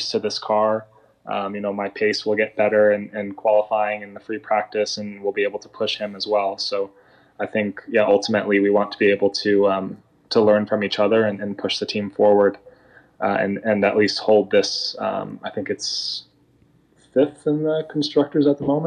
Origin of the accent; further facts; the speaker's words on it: United States; the only American in the series